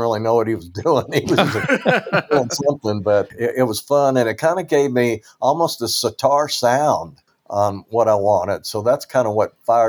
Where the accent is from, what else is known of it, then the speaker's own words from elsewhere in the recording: Kentucky, United States; I was from Kentucky